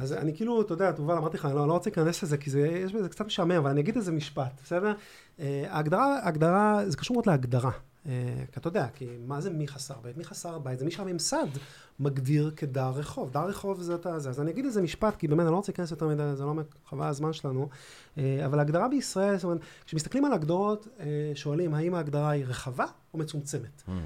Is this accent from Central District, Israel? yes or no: no; Ramat HaSharon, Tel Aviv District, Israel; אני גדלתי ברמת שרון